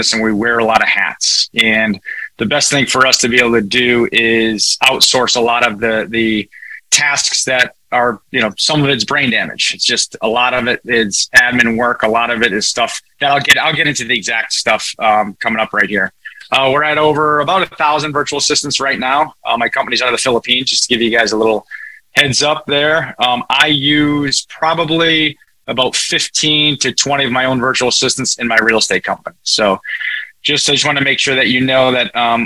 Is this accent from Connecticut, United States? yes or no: yes; Connecticut, United States; I'm from Northeast, just so everybody knows I'm from Connecticut. So if I talk a little fast, you could give me a virtual slap and tell me to slow down. So I've been accused of talking fast, but that's just a little bit of my nature and where I live and where I grew up